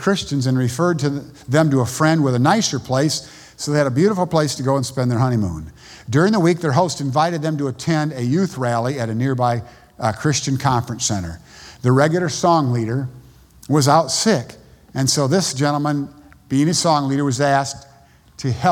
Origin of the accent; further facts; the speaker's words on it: United States; moved away as an adult; also born or lived in Panama; I'm an American